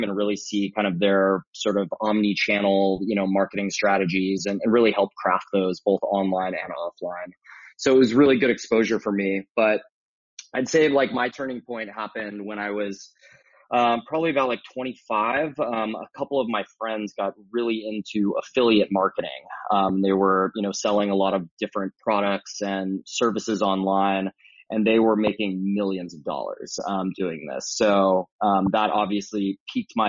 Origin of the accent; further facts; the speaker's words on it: San Diego, California, United States; I grew up in San Diego, California.